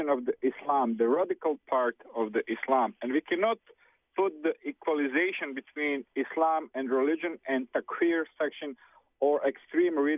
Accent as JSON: {"language": "English", "country": "Serbia", "moved": "yes", "said": "I'm from Serbia."}